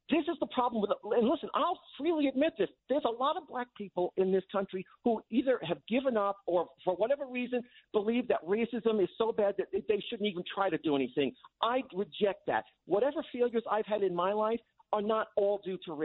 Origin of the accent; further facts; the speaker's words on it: Massapequa, New York, United States; Massapequa, where I grew up